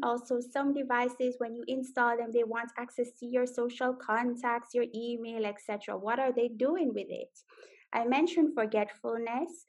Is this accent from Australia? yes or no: no; Jamaica; now in Netherlands; I am Jamaican, so wagwan. I live in the Netherlands